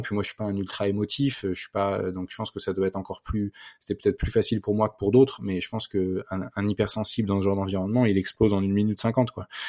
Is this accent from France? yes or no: yes; Versailles, Île-de-France, France; j'ai grandi à Versailles dans un environnement assez privilégié